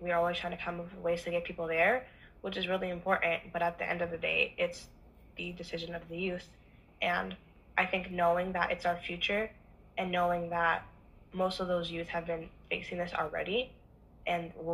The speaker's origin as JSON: {"language": "English", "town": "Oakland", "region": "California", "country": "United States", "tie": "born or raised there", "said": "growing up in Oakland"}